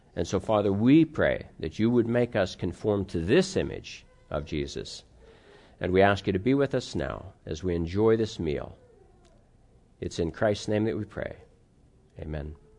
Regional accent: United States; also born or lived in Pittsburgh, Pennsylvania / Cleveland, Ohio; I grew up in Pittsburgh and Cleveland

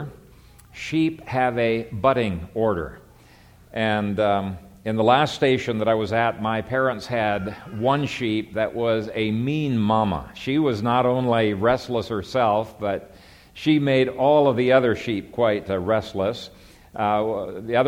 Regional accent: Ethiopia; moved away; I grew up in Ethiopia

